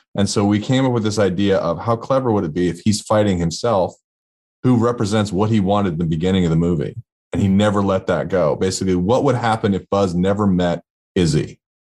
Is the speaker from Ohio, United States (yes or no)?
no; Portland, Oregon, United States; moved away as an adult; my, a hometown in Portland, Oregon